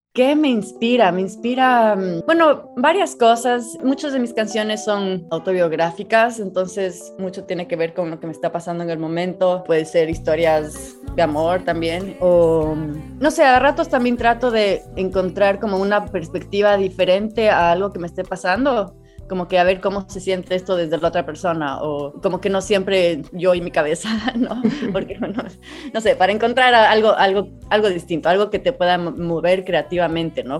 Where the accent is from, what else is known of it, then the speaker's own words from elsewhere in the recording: Ecuador; also born or lived in Chile; en el Ecuador no estamos acostumbrados a, ver un desierto